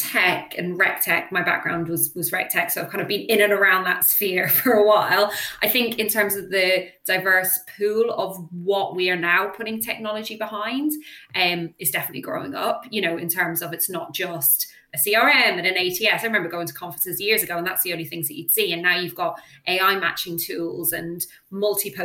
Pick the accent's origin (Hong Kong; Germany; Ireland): Ireland; I'm Irish